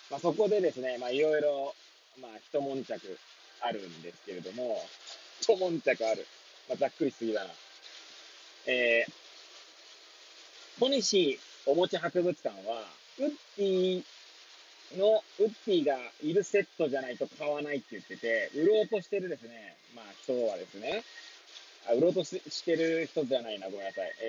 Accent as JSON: {"language": "Japanese", "town": "Hachioji", "region": "Tokyo", "country": "Japan", "tie": "born or raised there", "lives_now": "Kamaishi, Japan", "said": "この番組は八王子生まれ八王子育ち震災の前の年から釜石で働くポンコツの頭の中をゆるりと紹介していくそんな番組です。"}